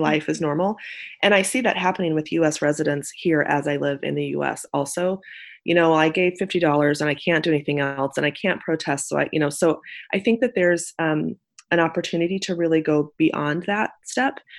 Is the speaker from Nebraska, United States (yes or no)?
yes; Nebraska, United States; moved away as an adult; I am from Nebraska. I'm a Nebraska native